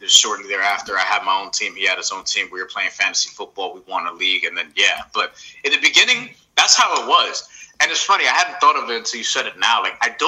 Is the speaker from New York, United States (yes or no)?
yes; New York, United States; a New Yorker